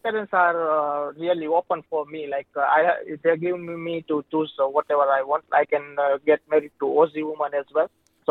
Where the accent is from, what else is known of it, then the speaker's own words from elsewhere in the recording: Gujarat, India; English is a second language; now in Sydney, Australia; I am from Gujarat.